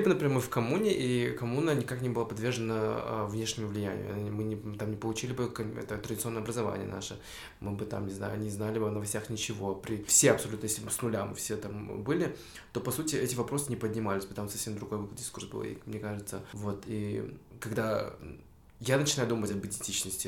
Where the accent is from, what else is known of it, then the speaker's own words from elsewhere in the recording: Tokmok, Chuy Region, Kyrgyzstan; now in Bishkek, Kyrgyzstan; в Такмак, в свой родной дом